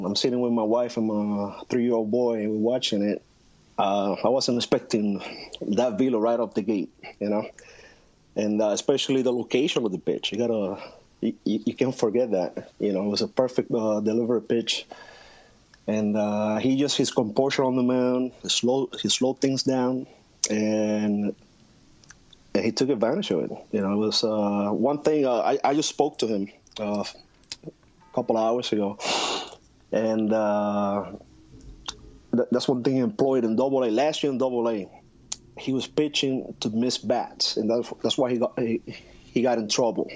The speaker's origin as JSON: {"language": "English", "country": "Puerto Rico", "tie": "born or raised there", "said": "growing up in Puerto Rico, especially in the 80s"}